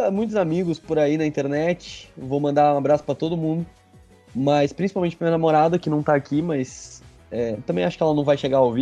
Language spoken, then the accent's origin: Portuguese; Santos, São Paulo, Brazil; now in São Paulo, Brazil; Eu atualmente moro em São Paulo, mas eu sou natural de Santos